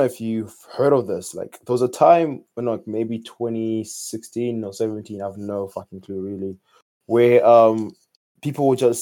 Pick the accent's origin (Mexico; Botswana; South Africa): Botswana; moved away as an adult; now in Ireland; I came here last year from Botswana, because that's where I'm from originally